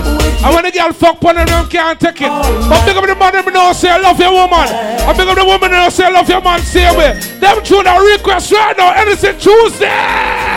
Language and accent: English; Guyana; As a youth growing up in Guyana